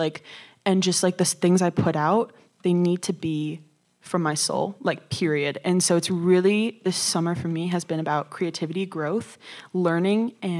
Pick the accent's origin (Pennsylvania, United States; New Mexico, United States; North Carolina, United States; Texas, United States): Texas, United States; Austin; moved away; I'm from Austin, Texas, which is a pretty big, like, live music spot for a lot of musicians to, like, go and do open mics and get their footing, really.